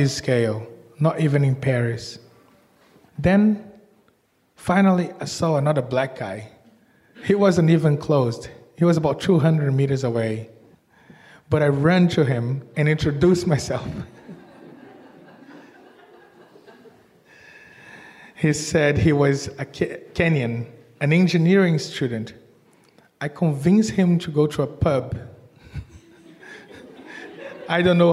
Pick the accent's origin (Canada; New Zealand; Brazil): Brazil; Salvador, Bahia; moved away as an adult; now in Australia; So I was born in Brazil and in Salvador, and I was moving to Australia in the early 2000s